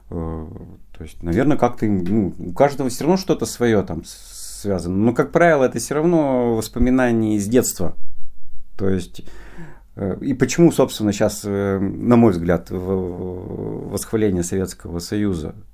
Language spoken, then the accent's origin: Russian; Perm, Perm Krai, Russia; born there; я {S3} как раз родился в Перми, но, ну, во-первых, э, это в Голованово, Орджоникидзовский район